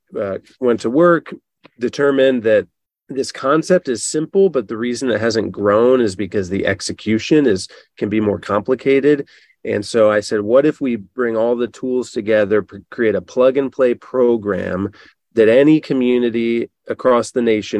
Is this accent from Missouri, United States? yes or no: no; Northwest Ohio, United States; I live from a small hometown in Northwest Ohio